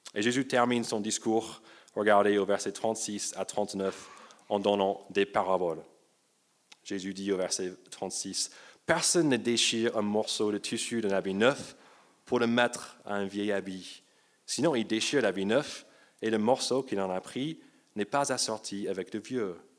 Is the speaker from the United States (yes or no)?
yes; United States; moved away; j'ai grandi aux États-Unis